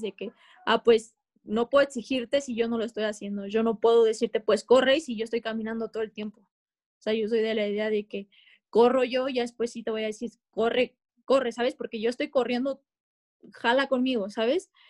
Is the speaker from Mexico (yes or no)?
yes; Mexico; como mexicanas las mujeres